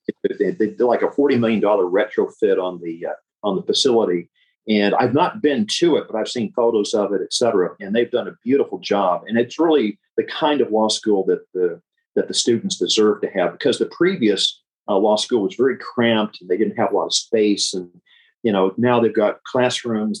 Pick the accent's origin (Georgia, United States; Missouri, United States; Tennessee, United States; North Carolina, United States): Tennessee, United States; Memphis; moved away as an adult; now in California, United States; born and raised in Memphis